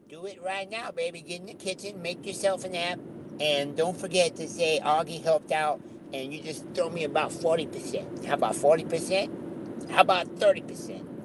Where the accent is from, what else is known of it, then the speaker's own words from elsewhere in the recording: Philadelphia, Pennsylvania, United States; I'm from Northeast Philly in the Juniata Park area.